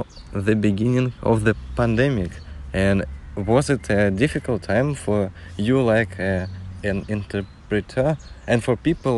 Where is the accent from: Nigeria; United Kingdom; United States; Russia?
Russia; English is a second language; moved away as an adult; now in Germany; I'm from Russia.